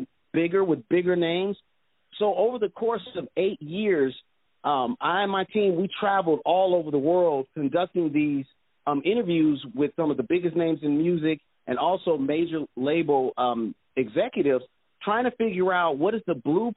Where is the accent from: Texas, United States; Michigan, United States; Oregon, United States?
Michigan, United States; Detroit; Originally, I'm from Detroit, Michigan